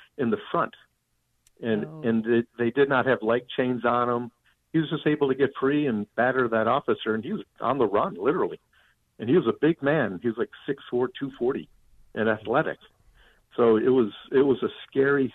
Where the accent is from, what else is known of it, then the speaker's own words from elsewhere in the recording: Park Ridge, Illinois, United States; I grew up in Park Ridge, but I was right on the Chicago border